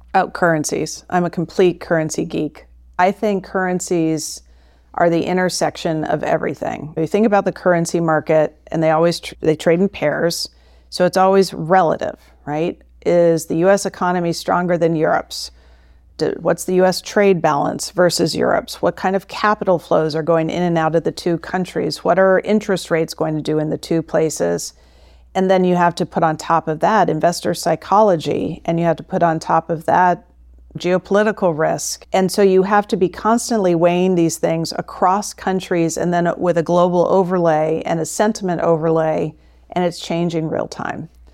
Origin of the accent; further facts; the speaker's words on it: St. Petersburg, Florida, United States; moved away as an adult; also born or lived in St. Louis, Missouri / Singapore; I grew up in Florida, and I was born and raised a University of Florida Gator